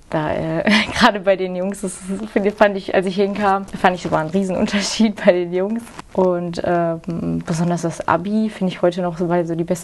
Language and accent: German; Engelskirchen, North Rhine-Westphalia, Germany; Ich komme aus Engelskirchen, das ist bei der Nähe in, von Köln.